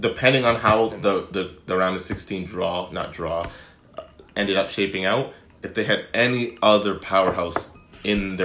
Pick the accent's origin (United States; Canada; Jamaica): Canada; also born or lived in Barbados; I'm Canadian and Bajan.